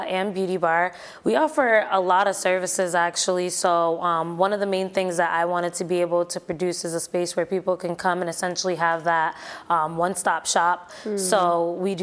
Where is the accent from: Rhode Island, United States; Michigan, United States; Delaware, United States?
Rhode Island, United States; also born or lived in Miami, Florida; I've been here for the majority of my life. Mm-hmm. I grew up here